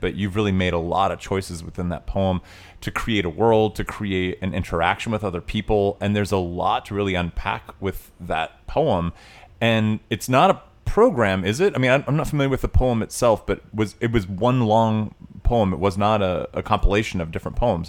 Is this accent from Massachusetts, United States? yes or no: no; Tennessee, United States; I grew up in Tennessee